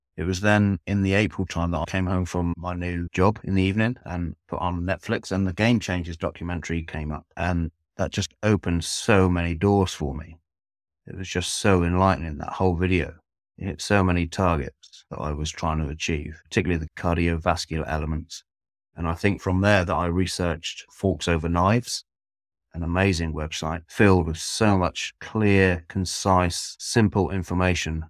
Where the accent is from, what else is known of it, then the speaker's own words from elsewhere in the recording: Devon, South West England, United Kingdom; moved away as an adult; now in Norfolk, United Kingdom; I'm originally from Devon, which is in the southwest of England. I've now lived in Norfolk, which is in the east of England, for approximately thirteen years.